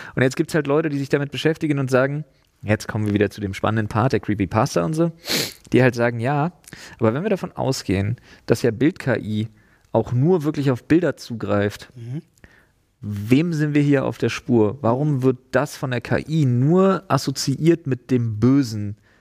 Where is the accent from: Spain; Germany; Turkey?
Germany; East Germany; also born or lived in Storkow; Ich bin Ossi.